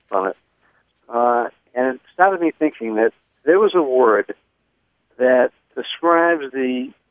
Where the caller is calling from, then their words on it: Escondido, California, United States; I'm calling from Escondido, California.